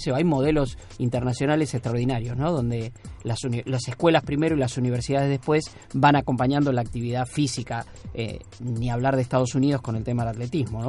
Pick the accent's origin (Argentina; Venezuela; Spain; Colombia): Argentina; vivimos en la Argentina, nacimos en la Argentina